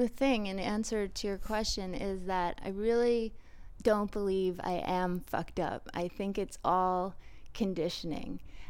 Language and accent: English; Huntington, New York, United States; Huntington, Long Island.